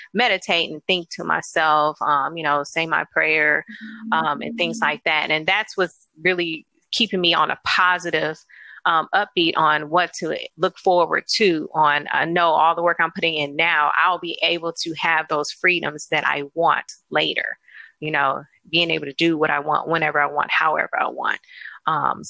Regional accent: St. Louis, Missouri, United States; also born or lived in Alabama; I'm from St. Louis

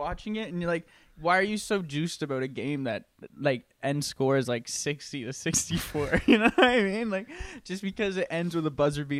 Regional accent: East Coast, United States; Bro, I'm from the East Coast. You know I don't say shit right.

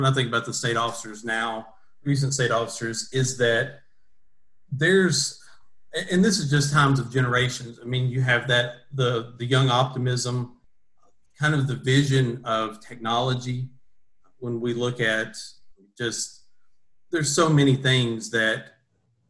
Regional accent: Greene County, Kentucky, United States; I grew up in Greene County on a family farm where my parents still are today.

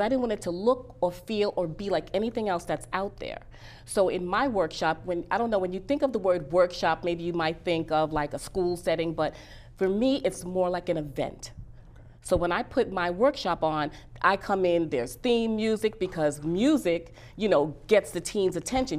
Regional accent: New York City, New York, United States; I am from Bronx. Bronx, New York

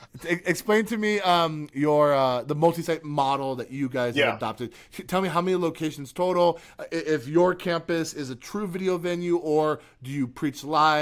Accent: Florida, United States; now in Wisconsin, United States; I'm originally from Florida.

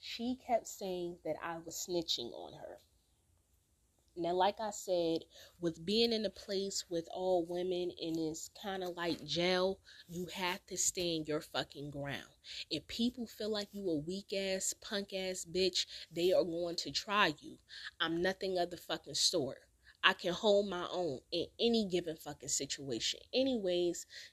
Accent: Newark, New Jersey, United States; moved away; also born or lived in California; I'm from Newark, I'm from Jersey

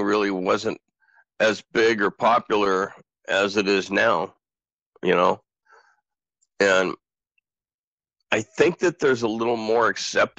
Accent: Southern Oregon, United States; also born or lived in Portland, Oregon; I was born in Portland, Oregon, and raised in Southern Oregon

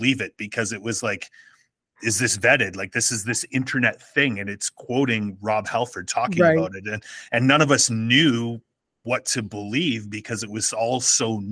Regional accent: Saskatchewan, Canada; growing up in Saskatchewan

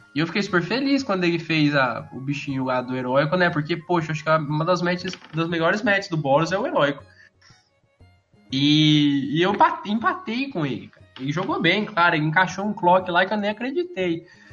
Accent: Campinas, São Paulo, Brazil; sou de Campinas

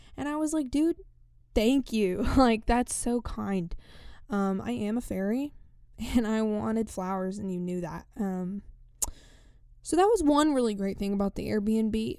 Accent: East Tennessee, United States; first language English; I come from East Tennessee

